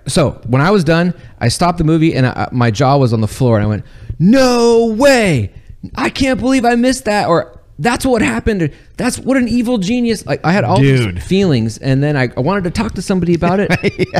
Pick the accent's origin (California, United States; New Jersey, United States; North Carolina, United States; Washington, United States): California, United States; Southern; I grew up in Southern California and even I thought it was campy.